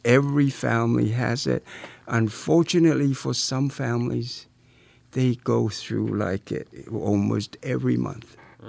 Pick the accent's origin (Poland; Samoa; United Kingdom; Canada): Samoa; moved away; Growing up in Samoa